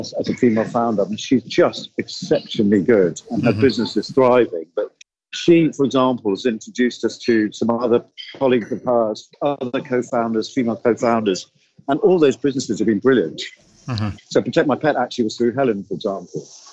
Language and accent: English; India; I'm Indian